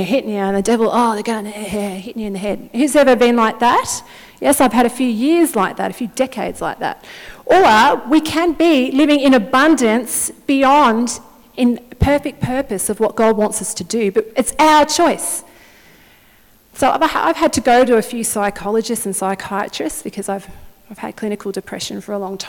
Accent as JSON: {"language": "English", "town": "Wodonga", "region": "Victoria", "country": "Australia", "said": "I'm originally from Wodonga up till 10 years ago"}